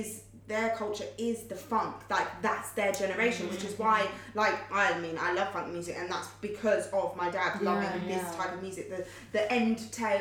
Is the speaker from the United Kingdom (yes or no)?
yes; London, United Kingdom; I was growing up in East London. So growing up in East London around a lot of in a predominantly black Asian community